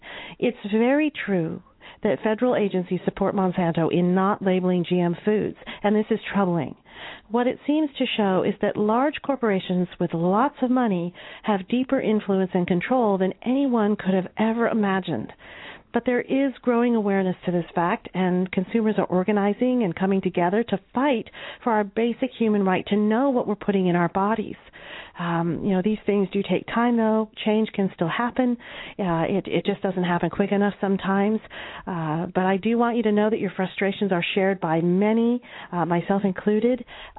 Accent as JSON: {"language": "English", "region": "Iowa", "country": "United States", "tie": "born or raised there", "said": "Growing up in Iowa, you could say I'm kind of a farmer's daughter, although my parents weren't farmers, but my uncle was."}